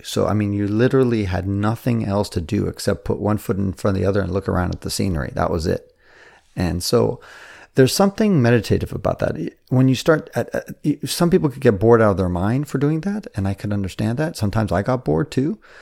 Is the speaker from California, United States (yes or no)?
yes; San Francisco, California, United States; I was born in San Francisco